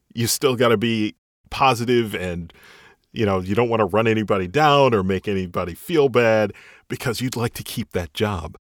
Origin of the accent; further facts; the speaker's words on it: Chicago, Illinois, United States; now in North Carolina, United States; I'm from the Chicago area. So I know I grew up around, you know, Chicago Cubs, Bears, White Sox